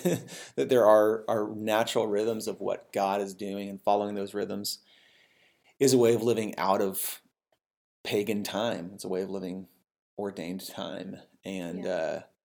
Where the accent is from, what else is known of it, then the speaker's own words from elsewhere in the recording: the Northwest, Pacific Northwest, United States; now in Abilene, United States; where I grew up in the Northwest was very anti-Catholic